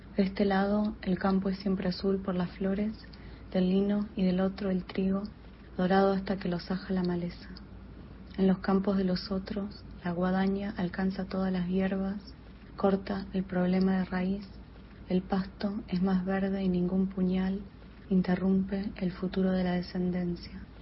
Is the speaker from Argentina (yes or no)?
yes; Argentina; now in New York, United States; soy una escritora argentina que vive en Nueva York